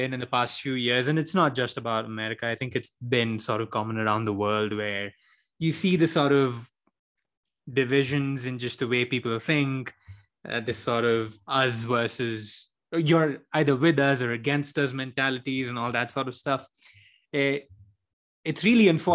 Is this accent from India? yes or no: yes; India; moved away as an adult; now in United States; I'm an immigrant from India or a non-immigrant on a student visa from India